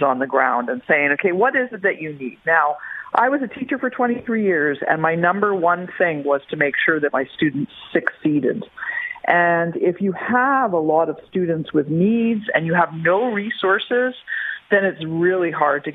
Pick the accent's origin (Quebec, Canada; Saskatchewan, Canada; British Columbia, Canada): Quebec, Canada; I am a teacher from Quebec, so I know the system very well in Quebec